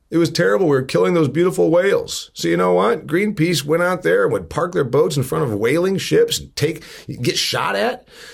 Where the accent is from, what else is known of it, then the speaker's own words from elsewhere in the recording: northeastern Indiana, United States; my hometown, a factory town in northeastern Indiana